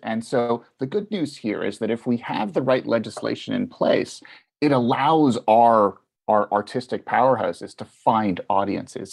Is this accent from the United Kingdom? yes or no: no; Canada; as a Canadian